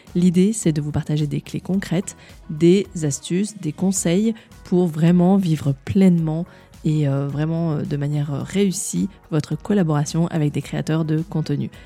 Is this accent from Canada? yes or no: no; Grenoble, Auvergne-Rhône-Alpes, France; à Grenoble, ma ville natale